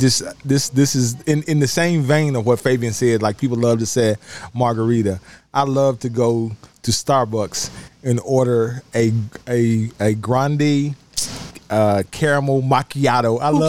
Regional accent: Memphis, Tennessee, United States; I'm from South Memphis, y'all.

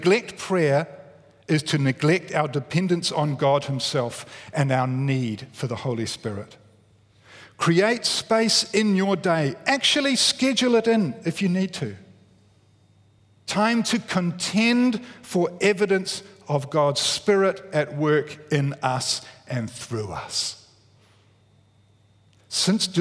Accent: Wellington, New Zealand; I grew up in Wellington.

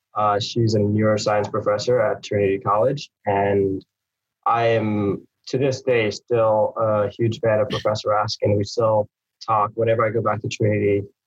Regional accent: St. Lucia; moved away; also born or lived in Harlem, New York; I was born there, um, and and I moved from St. Lucia uh, to New York, to uh, Harlem, New York, to live with my mom and my sister

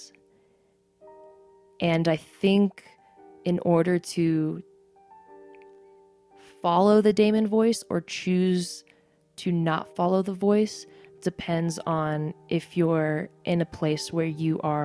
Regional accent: United States; My mom's Korean and my dad's American. I am both Korean and I'm American

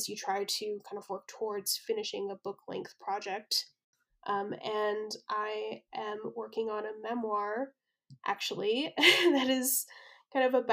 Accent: Colorado Springs, Colorado, United States; I grew up in Colorado Springs, which is the second largest city in Colorado

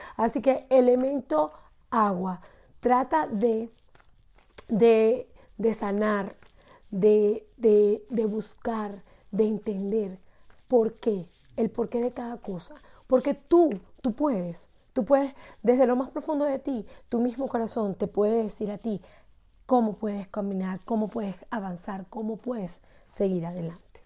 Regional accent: Barquisimeto, Lara, Venezuela; de Barquisimeto, Estado Lara

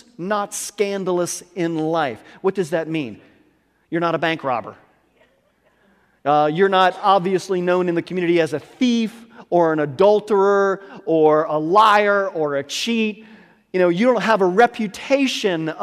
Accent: United States; I can only speak as an American

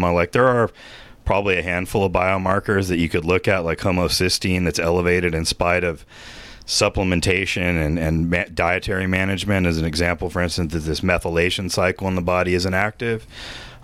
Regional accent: Austin, Texas, United States; I grew up in Austin, the mold capital of the United States

